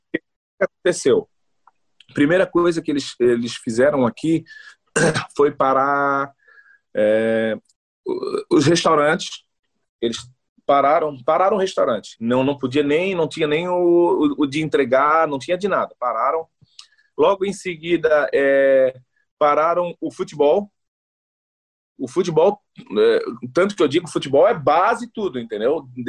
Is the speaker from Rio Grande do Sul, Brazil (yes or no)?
no; Florianópolis, Santa Catarina, Brazil; moved away as an adult; also born or lived in Northeast Brazil / Goiás; now in Helsinki, Finland; Nascido e criado no Saco dos Limões, aí bem manezinho mesmo